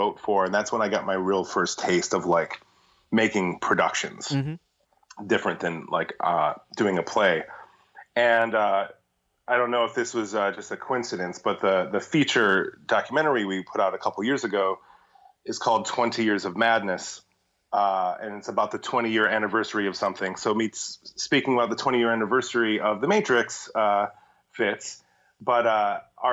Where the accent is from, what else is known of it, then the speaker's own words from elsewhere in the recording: Sterling Heights, Michigan, United States; also born or lived in Mount Clemens, Michigan / Rochester Hills, Michigan; I was born in Metro Detroit, Michigan. actually born in a city that I never lived in called Mount Clemens, grew up in Sterling Heights and then in Rochester Hills